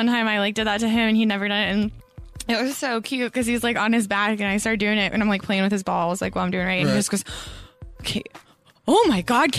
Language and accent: English; Colorado, United States; It's in Colorado.